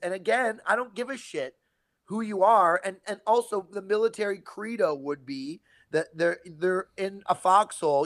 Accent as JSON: {"language": "English", "country": "Canada", "moved": "yes", "lives_now": "California, United States", "said": "I'm Canadian"}